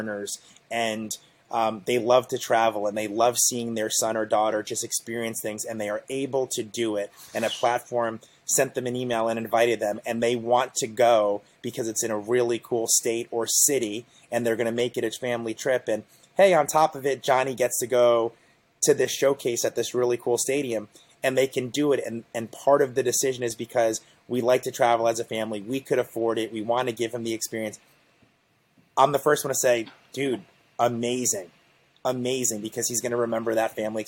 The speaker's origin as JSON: {"language": "English", "town": "Asbury Park", "region": "New Jersey", "country": "United States", "said": "I am from Monmouth County, proudly from down the Jersey Shore, Asbury Park, New Jersey"}